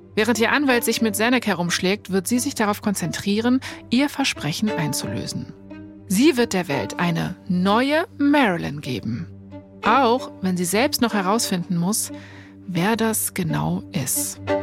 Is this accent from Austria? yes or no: no; Berlin, Germany; ich komme ja aus Berlin, also ähm, ich bin in dem Sinne eigentlich ein Dorfkind